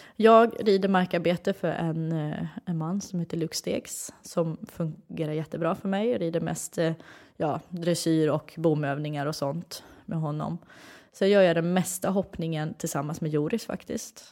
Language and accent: Swedish; Sweden; moved away as an adult; now in Netherlands; jag som är en svensk tjej som har flyttat utomlands